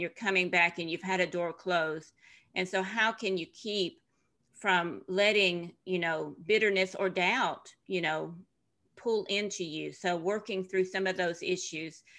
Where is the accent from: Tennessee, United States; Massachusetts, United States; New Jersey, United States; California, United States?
Tennessee, United States; moved away as an adult; also born or lived in Ivory Coast / Middle East and North Africa; I'm from Tennessee originally. and very typical, what you would think of as a Southern girl